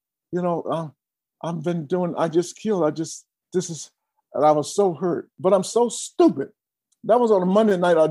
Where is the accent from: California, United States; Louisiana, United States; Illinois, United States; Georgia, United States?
Georgia, United States; Atlanta; I'm from Atlanta, Georgia, and we were really poor